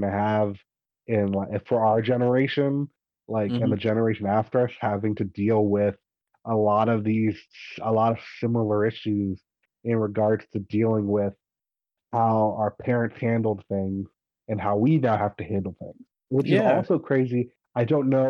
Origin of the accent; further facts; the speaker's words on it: United States; I'm an American. I grew up in America entirely.